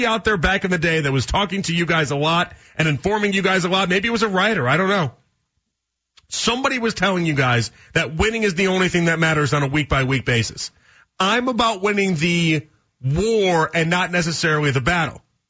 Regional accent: Chicago, Illinois, United States; moved away as an adult; now in Cleveland, United States; I'm from Chicago

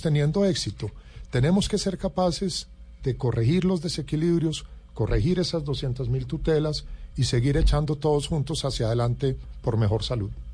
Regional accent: Colombia; como colombiano

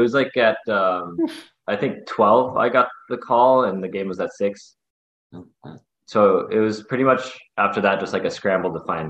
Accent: South Dakota, United States; moved away as an adult; now in Phoenix, United States; I played like only high school hockey in South Dakota.

